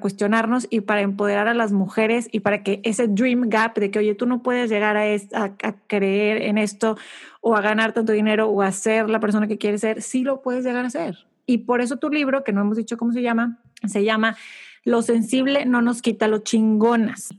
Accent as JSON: {"language": "Spanish", "town": "Monterrey", "region": "Nuevo León", "country": "Mexico", "tie": "born or raised there", "said": "Yo crecí en, en Monterrey, México"}